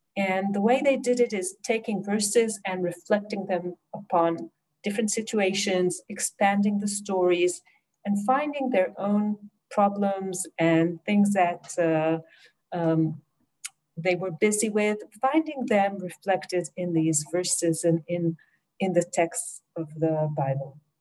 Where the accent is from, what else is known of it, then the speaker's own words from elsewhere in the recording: Jerusalem, Jerusalem District, Israel; I was born in Jerusalem and I live there since